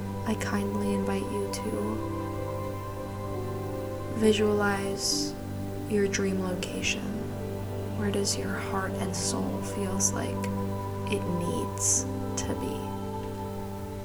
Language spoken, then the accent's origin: English; New Jersey, United States; moved away as an adult; also born or lived in New York; now in Miami, United States; I was truly a born New Yorker that grew up in Jersey